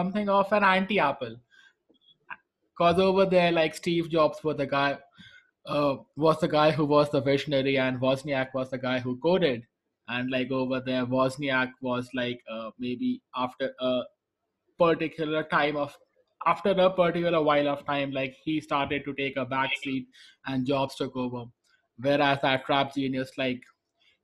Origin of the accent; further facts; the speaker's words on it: India; I'm from India, technically I call myself an Asian if I'm there